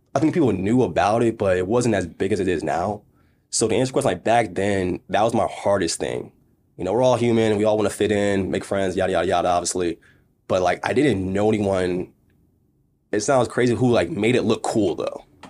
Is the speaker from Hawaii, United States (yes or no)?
no; Maryland, United States; moved away; also born or lived in Las Vegas; I came from Maryland, family taught me education